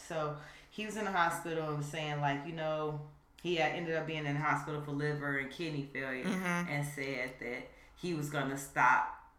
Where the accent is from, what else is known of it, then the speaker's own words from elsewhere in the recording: Chicago, Illinois, United States; Chicago's my hometown